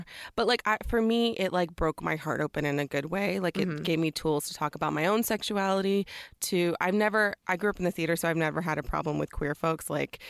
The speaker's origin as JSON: {"language": "English", "town": "Dallas", "region": "Texas", "country": "United States", "said": "I'm from Dallas, Texas."}